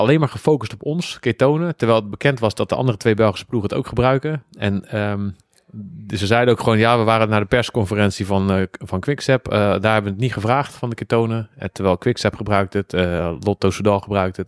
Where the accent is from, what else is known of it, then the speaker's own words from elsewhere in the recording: Schiedam, South Holland, Netherlands; ik kom uit Schiedam, Rotterdam